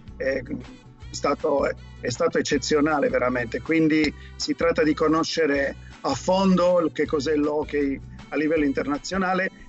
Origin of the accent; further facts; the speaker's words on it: Cagliari, Sardinia, Italy; moved away; sono nato a Cagliari